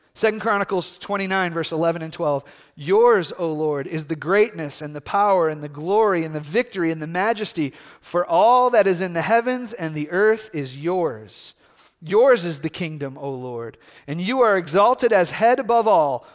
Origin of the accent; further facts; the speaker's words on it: United States; here as American Christians